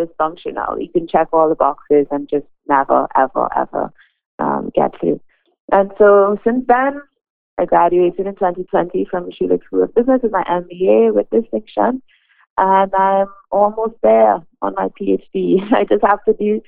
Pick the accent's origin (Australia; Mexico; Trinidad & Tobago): Trinidad & Tobago; moved away as an adult; now in Canada; I came to Canada in 2017, and I am from Trinidad and Tobago, and I practiced medicine there for 4 years